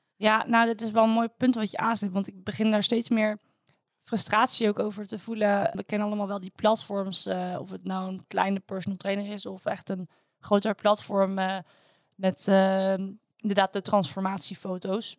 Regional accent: Netherlands; als Nederlanders

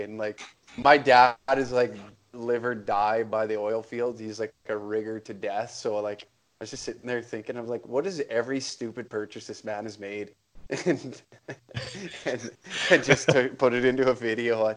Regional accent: Taber, Alberta, Canada; moved away as an adult; also born or lived in Edmonton area, Alberta; now in Edmonton, Canada; I grew up in Tabor, Alberta.

